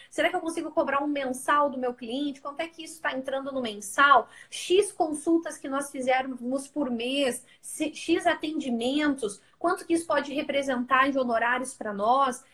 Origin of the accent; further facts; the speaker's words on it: Curitiba, Paraná, Brazil; Eu estou em São Paulo também, né? Embora eu sou de Curitiba